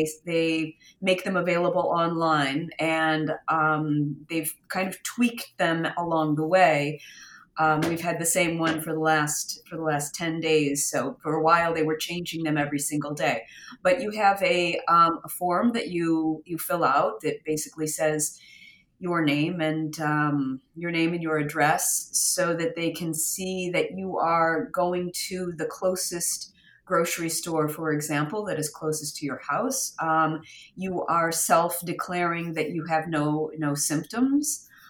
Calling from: Umbria, Italy; I am in Umbria, and we are now still in lockdown.

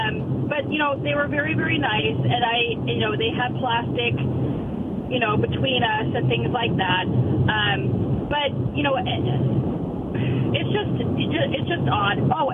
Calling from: Pasco, Washington, United States; from Pasco.

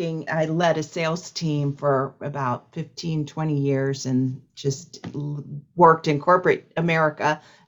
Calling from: Columbus, Ohio, United States; I am calling from Columbus, Ohio.

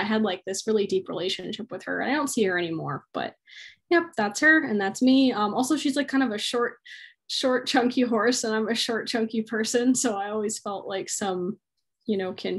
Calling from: Hilo, Hawaii, United States; I'm zooming from Hilo, Hawaii, so it's pretty hot here.

